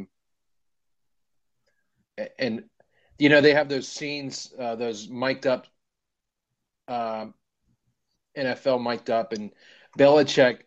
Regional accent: West Virginia, United States; moved away; I'm from West Virginia originally.

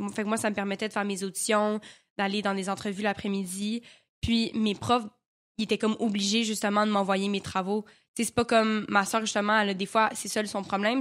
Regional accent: Quebec, Canada; accent: Québécois; j'avais encore un gros accent euh, québécois

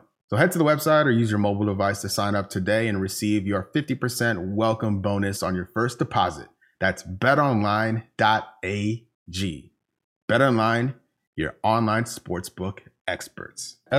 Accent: Midwest, United States; moved away; I'm from the Midwest.

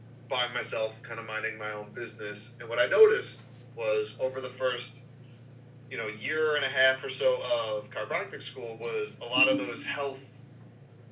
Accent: New York City, New York, United States; I grew up in New York City

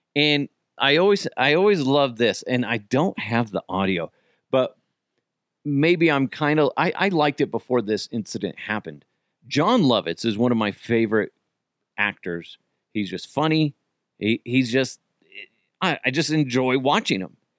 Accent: Broomfield, Colorado, United States; I grew up in Broomfield as well. What a wonderfully white place to grow up. Go Eagles. And it was pretty white. Probably still is very white

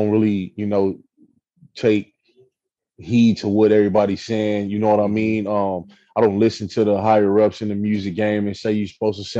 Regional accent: the West, West Coast, United States; I'm from the West.

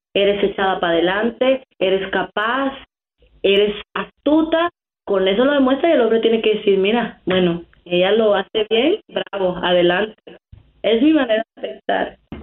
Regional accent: Dominican Republic; moved away as an adult; also born or lived in New York City; now in United States; soy de la República Dominicana

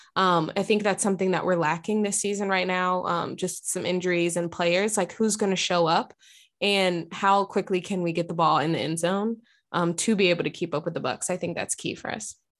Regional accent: Texas, United States; now in Portland, United States; I was raised in Texas

